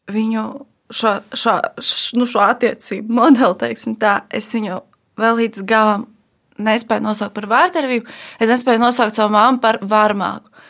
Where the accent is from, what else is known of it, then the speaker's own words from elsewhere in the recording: Ogre, Ogre Municipality, Latvia; es nāku no mazas pilsētas. Uh, es nāku no Ogres